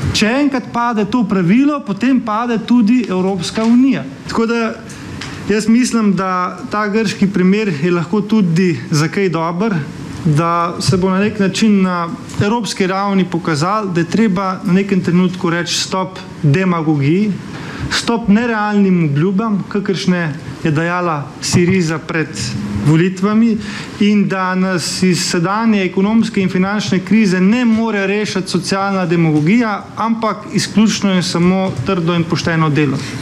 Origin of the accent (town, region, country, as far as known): Slovenia